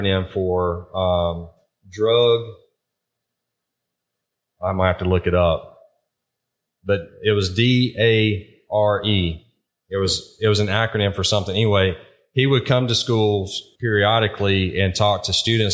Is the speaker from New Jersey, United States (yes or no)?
no; eastern North Carolina, United States; moved away as an adult; also born or lived in Virginia; now in South Carolina, United States; Where I grew up in North Carolina, the eastern part, there was a lot of tobacco farming